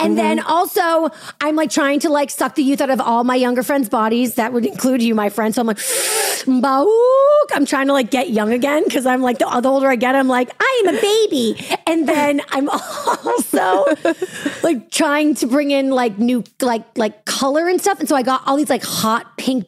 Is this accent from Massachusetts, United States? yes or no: yes; Boston, Massachusetts, United States; I'm from Boston